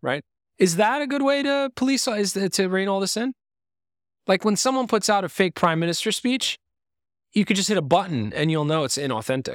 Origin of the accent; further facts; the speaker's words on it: Lebanon; moved away; I was born in Lebanon